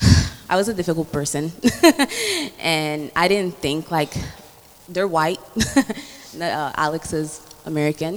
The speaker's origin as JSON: {"language": "English", "country": "Italy", "tie": "born or raised there", "moved": "yes", "said": "I grew up in Italy"}